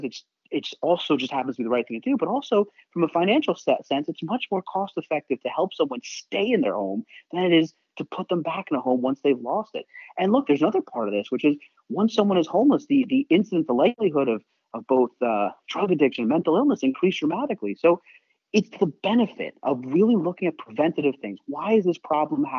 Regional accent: New York City, New York, United States; now in Seattle, United States; I'm a New Yorker

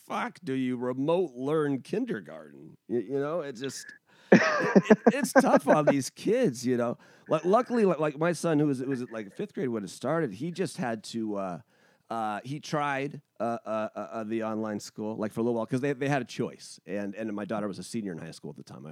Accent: United States; as an American

